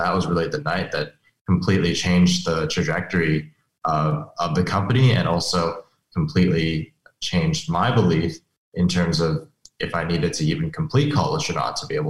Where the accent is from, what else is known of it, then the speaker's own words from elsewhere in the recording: Beijing, China; also born or lived in Hong Kong / Europe; now in United States; so I was born in the States, but actually spent most of my life abroad. So I spent most of my time between Beijing, Hong Kong, some time in Europe as well. And I came here for high school and college.